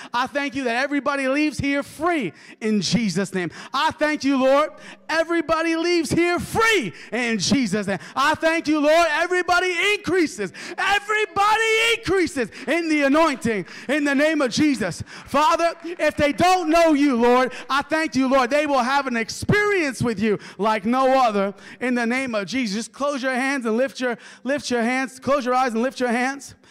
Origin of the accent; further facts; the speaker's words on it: New York, United States; moved away; I'm from New York